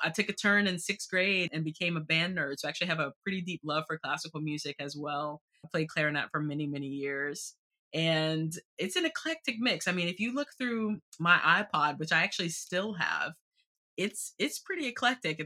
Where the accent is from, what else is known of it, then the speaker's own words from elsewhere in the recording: Southeastern North Carolina, United States; now in Washington, D.C., United States; I grew up in Southeastern North Carolina